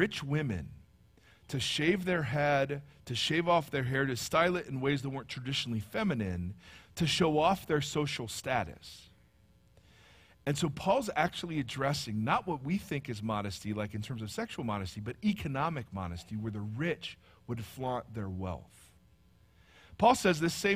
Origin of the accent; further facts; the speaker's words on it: Ohio, United States; accent: Midwestern; moved away; Midwestern, I'm from Ohio